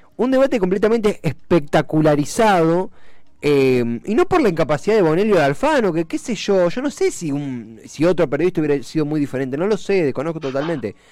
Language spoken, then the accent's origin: Spanish; Buenos Aires Province, Argentina; somos bonaerenses